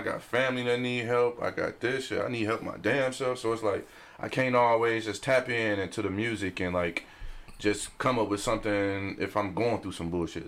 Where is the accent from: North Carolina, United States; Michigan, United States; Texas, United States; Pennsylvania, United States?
Michigan, United States; Detroit; because I'm from Detroit